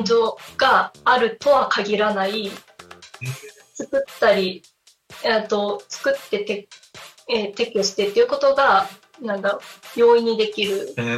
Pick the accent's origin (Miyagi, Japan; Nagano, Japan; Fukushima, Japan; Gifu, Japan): Fukushima, Japan; Tomioka; 私の生まれ育った富岡